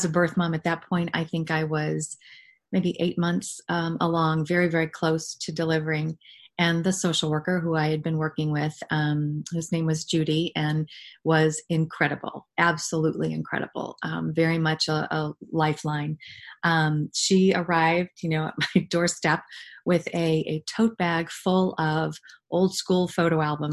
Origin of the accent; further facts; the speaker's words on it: New England, United States; moved away; I'm from New England originally